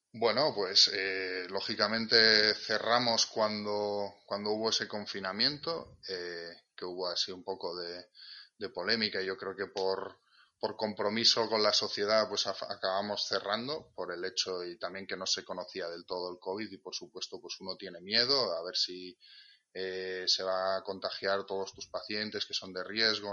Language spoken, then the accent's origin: Spanish; Catalonia, Spain; moved away as an adult; now in Asturias, Spain; yo nací en Cataluña, de hecho me formé allí en, la Ramón Llull, en Blanquerna